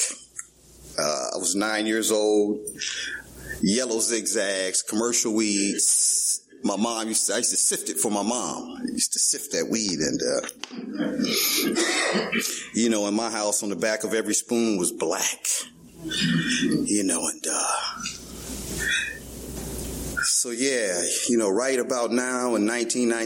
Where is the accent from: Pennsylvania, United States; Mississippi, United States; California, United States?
California, United States; Los Angeles; I'm born and raised in Venice, California